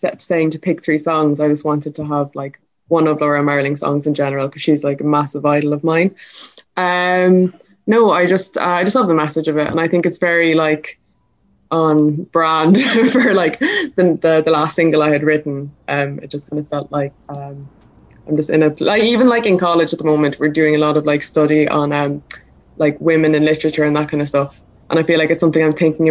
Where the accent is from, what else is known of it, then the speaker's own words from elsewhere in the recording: Kerry, Munster, Ireland; I'm living in Laracampawn in Kerry